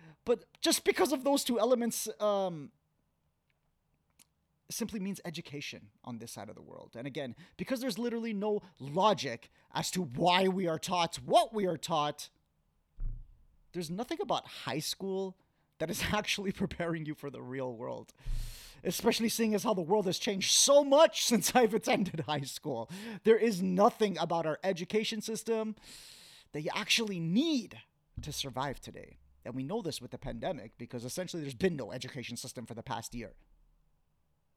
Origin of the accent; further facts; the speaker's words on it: Canada; Growing up in Canada, Black History Month was very normal.